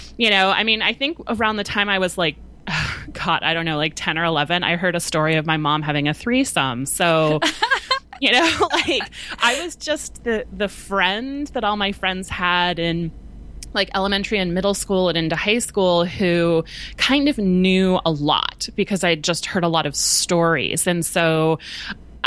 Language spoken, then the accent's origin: English; Southern California, United States; I grew up in Southern California